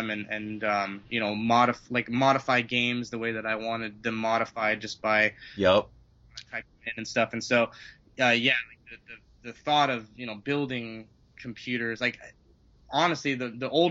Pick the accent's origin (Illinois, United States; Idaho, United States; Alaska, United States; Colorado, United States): Colorado, United States; Colorado Springs; born or raised there; also born or lived in California / Denver